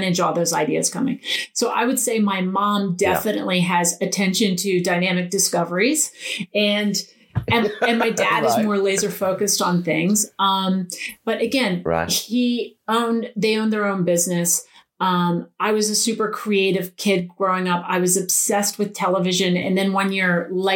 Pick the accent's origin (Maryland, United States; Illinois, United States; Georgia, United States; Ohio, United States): Maryland, United States; Eastern Shore of; They still live in the house that I grew up in on the Eastern Shore of Maryland